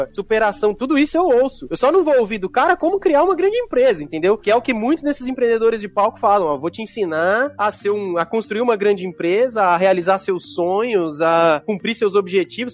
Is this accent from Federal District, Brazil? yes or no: yes; Brasília, Federal District, Brazil; cresci em Brasília